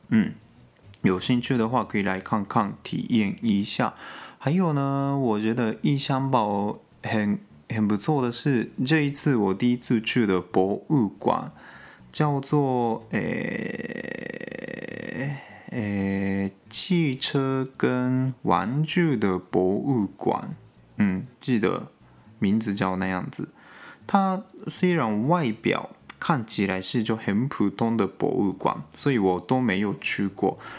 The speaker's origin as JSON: {"language": "Chinese", "region": "Gunma", "country": "Japan", "tie": "born or raised there", "second_language": "Chinese", "said": "我家乡群马县，它，我，我，因为我家附近嘛"}